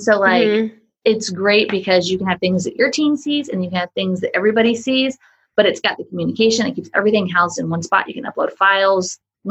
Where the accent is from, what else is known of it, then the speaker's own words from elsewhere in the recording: Charleston, South Carolina, United States; I grew up in Charleston